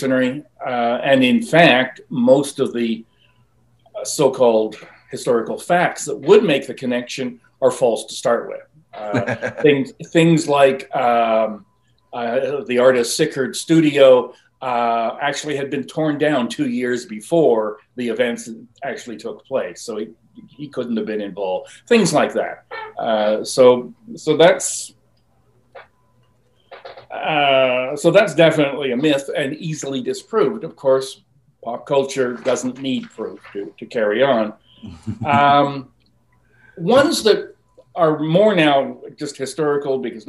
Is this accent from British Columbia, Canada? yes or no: yes; Vancouver, British Columbia, Canada; accent: South Vancouver; Pardon my South Vancouver accent there.